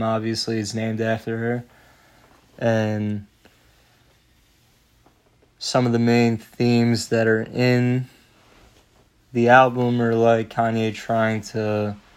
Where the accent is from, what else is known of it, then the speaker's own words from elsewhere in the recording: New York, United States; growing up in New York